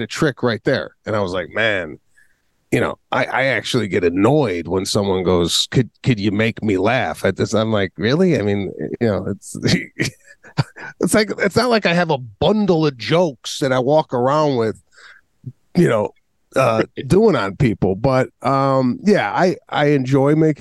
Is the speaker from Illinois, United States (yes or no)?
yes; Chicago, Illinois, United States; I grew up in the northwest suburbs of Chicago